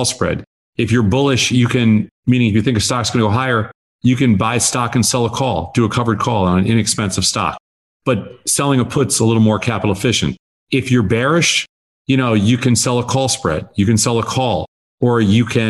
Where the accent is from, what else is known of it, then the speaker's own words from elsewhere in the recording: outside of New York, United States; moved away as an adult; also born or lived in Chicago; I grew up in outside of New York, and I'd never been west